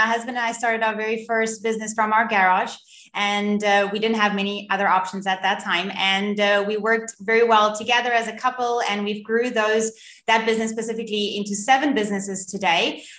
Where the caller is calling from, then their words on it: Cape Town, Western Cape, South Africa; I'm in Cape Town in South Africa.